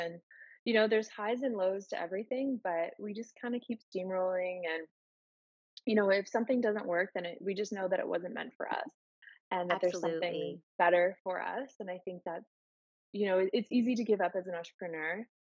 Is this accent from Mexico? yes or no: no; Miramichi, New Brunswick, Canada; moved away as an adult; also born or lived in Halifax, Canada / Calgary, Canada; Born and raised in Miramichi